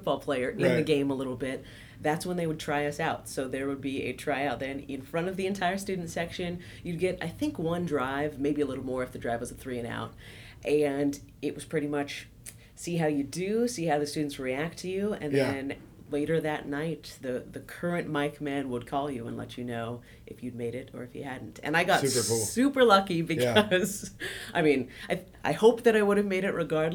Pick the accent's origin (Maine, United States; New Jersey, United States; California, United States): California, United States; Clovis; I grew up in Central Valley of California. Clovis